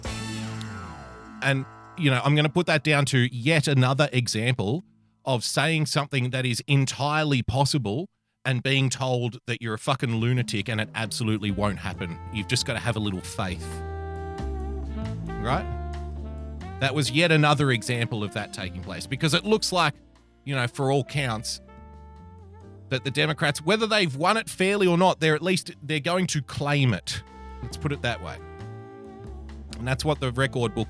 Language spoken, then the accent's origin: English; Australia; As a fellow Australian